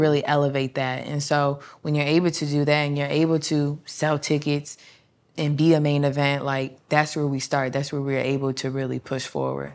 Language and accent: English; Fremont, Ohio, United States; I'm actually from Fremont, Ohio